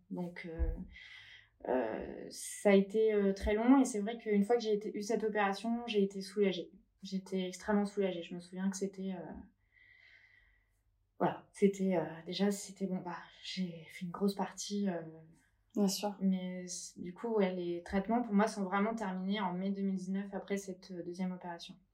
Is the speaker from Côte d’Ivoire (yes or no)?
no; Paris, Île-de-France, France; now in Biarritz, France; voilà, j'ai été à Paris, je suis parisienne.